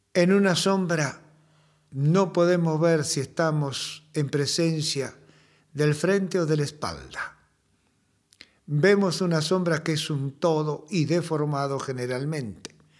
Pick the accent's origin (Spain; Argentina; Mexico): Argentina; como el castellano nuestro, hemos ido argentinizándolo